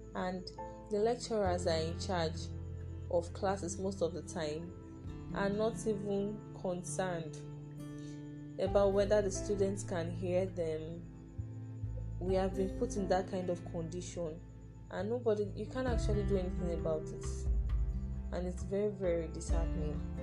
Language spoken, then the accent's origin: English; Nigeria; us as Nigerian students